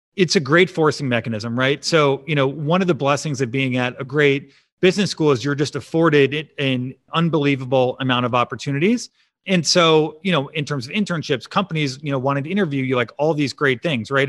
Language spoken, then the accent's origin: English; Chicago, Illinois, United States; also born or lived in Champaign, Illinois / Austin, Texas; I grew up in the suburbs of Chicago in a big Italian family